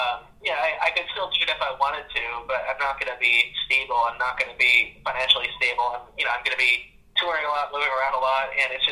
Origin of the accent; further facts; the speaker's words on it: Chicago, Illinois, United States; I'm from Chicago